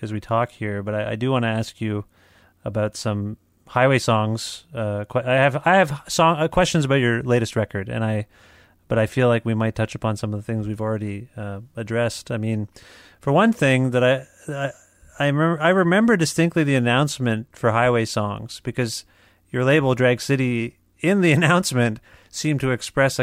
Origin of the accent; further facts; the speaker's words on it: Canada; also born or lived in southwestern Ontario; as a Canadian